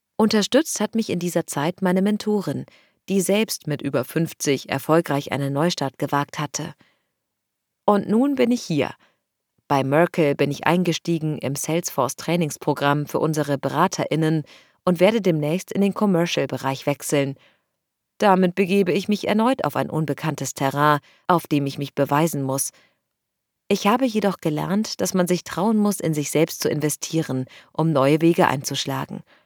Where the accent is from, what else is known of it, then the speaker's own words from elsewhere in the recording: Lebanon; also born or lived in China / New York; now in Switzerland; Ursprünglich komme ich aus dem Libanon